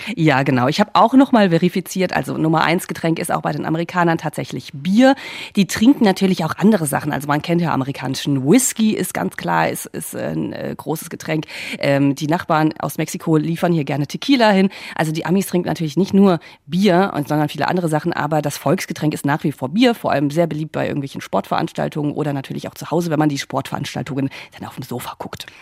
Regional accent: Germany; now in United States; mit Deutschland vergleiche, ähm, auch wo ich aufgewachsen bin

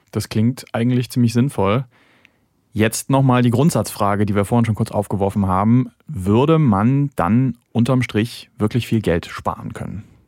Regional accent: Germany; Wir als Deutsche

